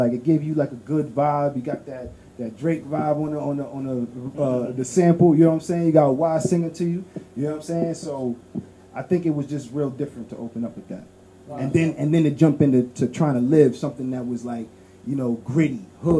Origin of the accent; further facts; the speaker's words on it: Haiti; I don't classify myself as Dominican no more. You heard? I'm from Haiti. Boom, that's it.